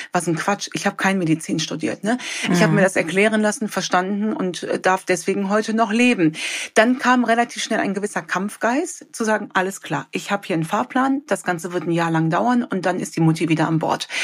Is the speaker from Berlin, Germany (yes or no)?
no; Cologne, North Rhine-Westphalia, Germany; ich komme ja aus Köln